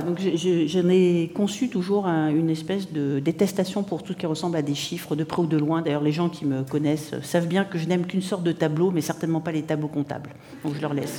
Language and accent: French; Morocco; also born or lived in Spain / New York; now in Montreal, Canada; je suis née en Espagne, j'ai grandi au Maroc